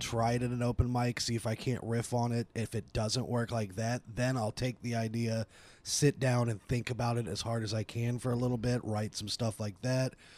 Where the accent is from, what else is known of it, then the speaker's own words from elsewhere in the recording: Dayton, Ohio, United States; also born or lived in Atlanta, Georgia; I was born in Atlanta, uh, moved to Dayton when I was around two.